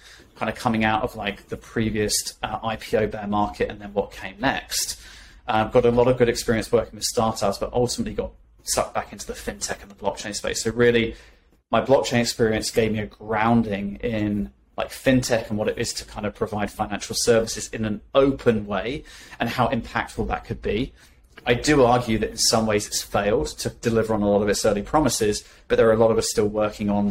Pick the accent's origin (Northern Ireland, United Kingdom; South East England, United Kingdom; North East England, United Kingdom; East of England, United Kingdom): East of England, United Kingdom; Norfolk; growing up in Norfolk